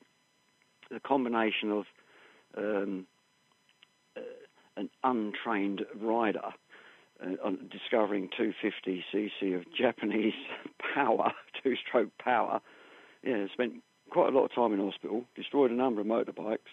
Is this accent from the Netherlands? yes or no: no; United Kingdom; I'm British, and we're a little bit different